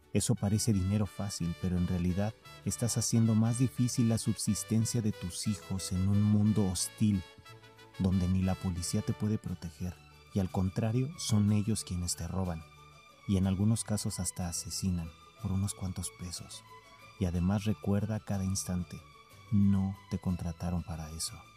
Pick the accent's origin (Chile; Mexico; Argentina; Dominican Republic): Mexico; Mexico City; soy de la Ciudad de México. Y apenas hace algunos años yo iba a la escuela solo, caminando.